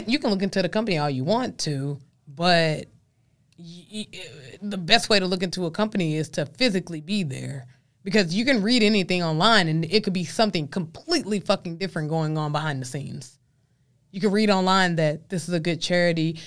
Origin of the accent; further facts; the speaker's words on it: Dallas, Texas, United States; I'm from Texas and I'm from Dallas, Texas